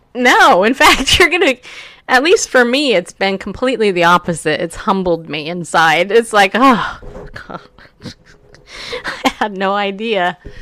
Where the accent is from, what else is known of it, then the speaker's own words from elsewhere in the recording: California, United States; I grew up in California. I was seven years old when I moved there